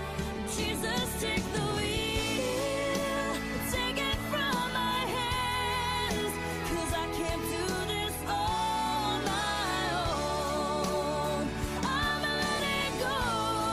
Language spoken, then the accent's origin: English; Warsaw, Indiana, United States; moved away as an adult; now in Maryland, United States; I left my hometown, Warsaw, Indiana